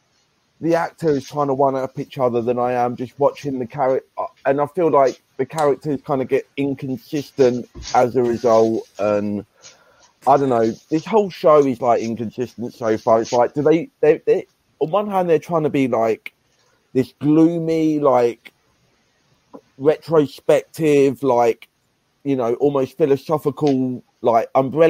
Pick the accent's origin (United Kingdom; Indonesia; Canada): United Kingdom; England; I'm English